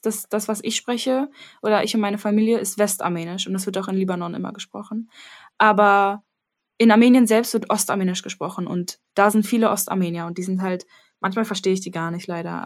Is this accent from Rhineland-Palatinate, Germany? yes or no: no; Berlin, Germany; ich sehe mich schon als Berlinerin, so halb